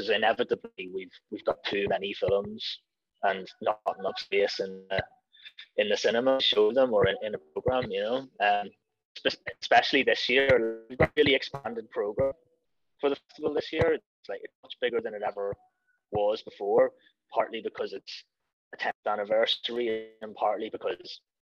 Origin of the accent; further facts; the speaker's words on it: Ireland; It says a lot about the story that we can tell as Irish people.